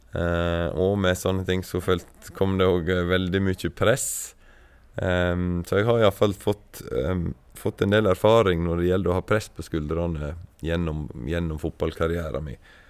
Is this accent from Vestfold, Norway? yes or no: no; Stryn, Vestland, Norway; moved away as an adult; also born or lived in Sogndal; jeg er fra Stryn